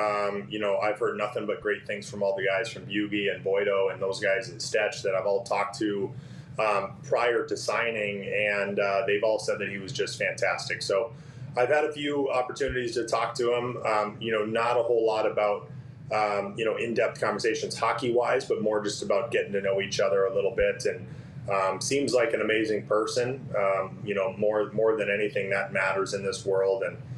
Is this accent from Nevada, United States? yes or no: yes; Las Vegas, Nevada, United States; I mean, so I'm from Las Vegas, so I'm going to throw that out there right away.